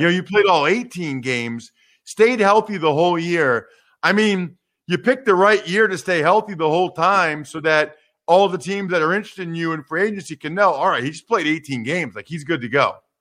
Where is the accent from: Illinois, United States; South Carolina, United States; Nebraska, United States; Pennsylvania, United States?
Pennsylvania, United States; Wyomissing; from my hometown, Wyomissing, Pennsylvania